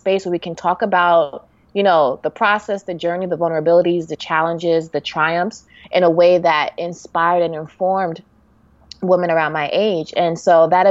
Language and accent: English; New York City, New York, United States; I'm from New York